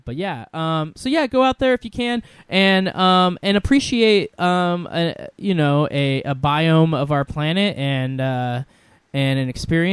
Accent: Washington, United States; I grew up here in Washington

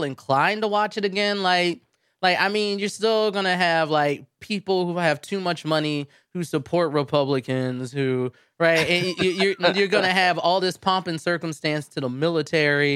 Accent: United States; I am an American

